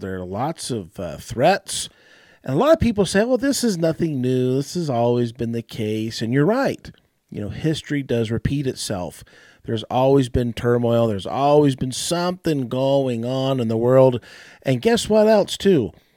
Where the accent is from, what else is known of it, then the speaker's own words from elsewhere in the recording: United States; I'm, I'm an American